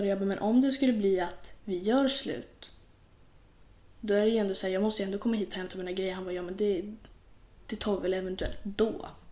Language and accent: Swedish; Sweden; Vi är ju svenskar.